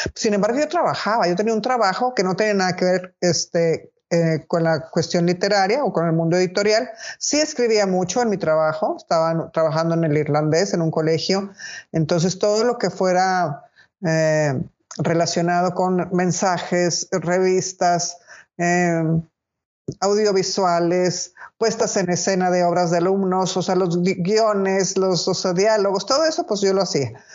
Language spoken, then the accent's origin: Spanish; Monterrey, Nuevo León, Mexico; yo soy de Monterrey